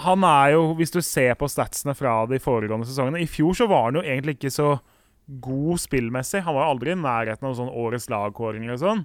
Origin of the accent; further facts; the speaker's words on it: Oslo, Norway; Jeg er fra Årvoll